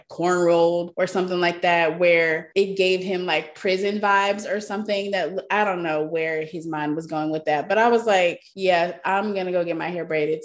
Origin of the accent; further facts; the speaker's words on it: Texas, United States; I grew up in Texas. It's hot AF.